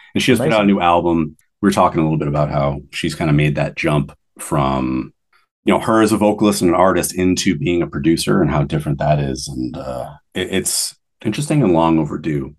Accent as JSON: {"language": "English", "country": "United States", "moved": "yes", "said": "being American originally"}